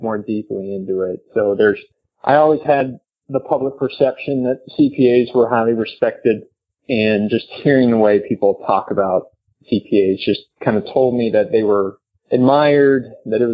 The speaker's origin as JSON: {"language": "English", "region": "North Texas", "country": "United States", "tie": "born or raised there", "said": "growing up in North Texas, that were pursuing a professional golf path"}